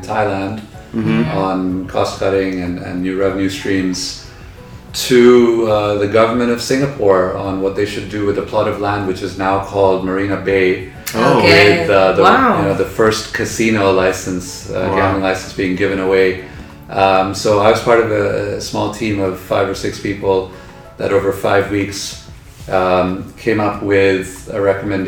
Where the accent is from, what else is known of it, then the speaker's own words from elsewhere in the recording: Dubai, United Arab Emirates; also born or lived in Philadelphia, United States; I was actually born and raised in Dubai